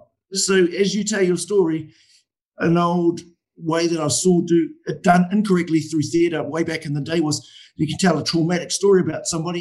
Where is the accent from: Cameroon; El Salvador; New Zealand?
New Zealand; Lake Waikaremoana, Hawke's Bay; I'm from Waikare Moana